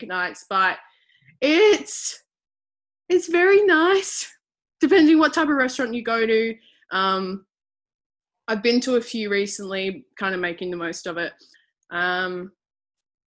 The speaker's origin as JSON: {"language": "English", "town": "Adelaide", "region": "South Australia", "country": "Australia", "tie": "born or raised there", "also_born_or_lived": "Melbourne", "said": "I was born and raised here in Adelaide, South Australia"}